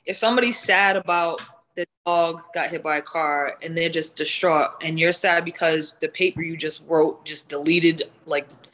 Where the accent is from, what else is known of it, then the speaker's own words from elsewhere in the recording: Providence, Rhode Island, United States; I grew up in Providence, Rhode Island